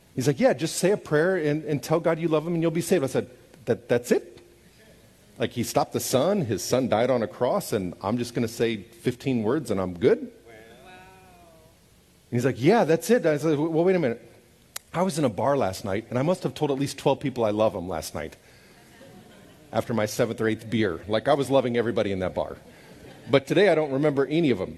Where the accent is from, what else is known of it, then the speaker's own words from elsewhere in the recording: Overland Park, Kansas, United States; moved away as an adult; also born or lived in Kyiv, Ukraine / St. Petersburg, Russia; where I grew up so that they could see my home. And I loved my little house in Overland Park, Kansas